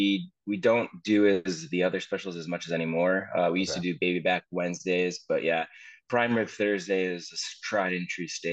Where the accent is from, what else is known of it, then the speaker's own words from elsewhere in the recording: Danbury, Connecticut, United States; also born or lived in Ridgefield, Connecticut; Born and raised in Connecticut.